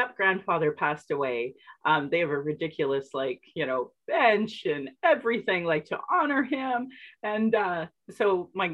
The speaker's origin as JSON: {"language": "English", "town": "Sylvan Lake", "region": "Alberta", "country": "Canada", "tie": "born or raised there", "also_born_or_lived": "Calgary", "said": "growing up in Sylvan Lake"}